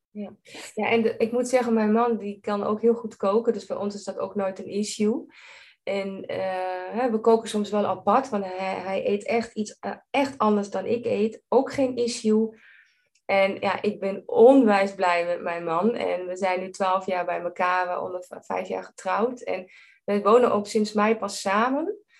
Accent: Germany; Dutch is a second language; moved away as an adult; now in Netherlands; ik ben geen Nederlandse. Ik ben Duits

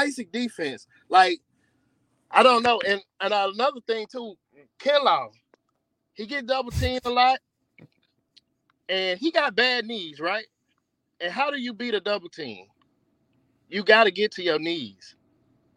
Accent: Mississippi, United States; moved away as an adult; now in Georgia, United States; I'm in Georgia. I'm from Mississippi, but I've been staying in Georgia for the last 20 years.

